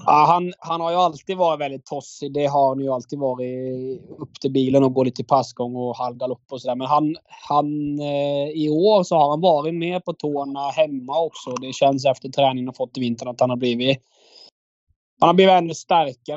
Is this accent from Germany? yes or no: no; Agder, Norway; moved away as an adult; now in Sweden; jag kommer ju från Norge